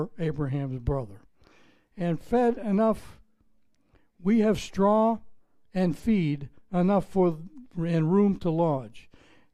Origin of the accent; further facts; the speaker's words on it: Pittsburgh, Pennsylvania, United States; accent: Pittsburgh; moved away as an adult; now in Florida, United States; I'm from Pittsburgh, Pennsylvania. We were pretty friendly when I left there 30 years ago